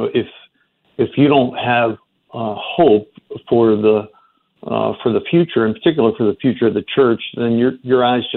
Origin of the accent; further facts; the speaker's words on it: Baltimore, Maryland, United States; moved away; I grew up in Baltimore